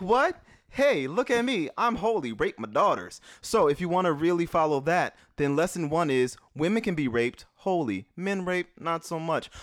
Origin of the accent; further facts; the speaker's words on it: New Orleans, Louisiana, United States; moved away; growing up in New Orleans